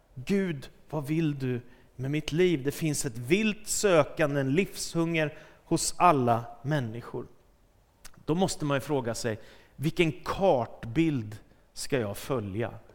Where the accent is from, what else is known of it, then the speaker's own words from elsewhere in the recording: Stockholm, Stockholm County, Sweden; när jag växte upp i Stockholm och var tonåring